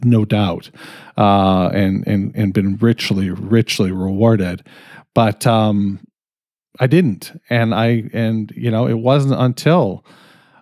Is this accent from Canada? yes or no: yes; Canada; I'm fucking Canadian